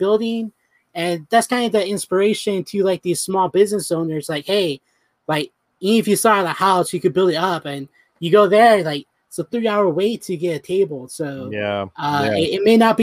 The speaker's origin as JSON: {"language": "English", "town": "San Antonio", "region": "Texas", "country": "United States", "tie": "born or raised there", "said": "I was born and raised in San Antonio."}